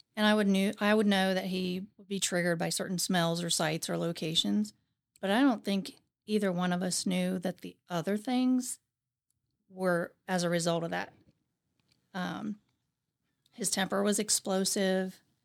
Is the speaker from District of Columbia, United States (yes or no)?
no; Zanesville, Ohio, United States; I grew up in Zanesville, Ohio.